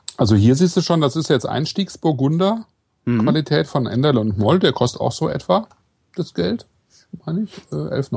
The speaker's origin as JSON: {"language": "German", "town": "Kleve", "region": "North Rhine-Westphalia", "country": "Germany", "tie": "born or raised there", "said": "ich bin ja in Kleve geboren"}